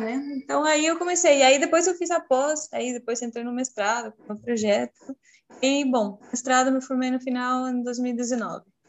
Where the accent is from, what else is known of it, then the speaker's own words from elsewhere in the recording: Chile; Portuguese is a second language; moved away as an adult; eu sou do Chile, eu me formei lá em nutrição em 2011